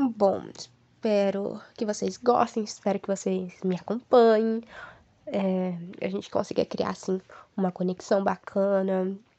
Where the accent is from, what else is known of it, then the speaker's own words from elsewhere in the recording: Ivaiporã, Paraná, Brazil; eu nasci e moro atualmente em Vaiporã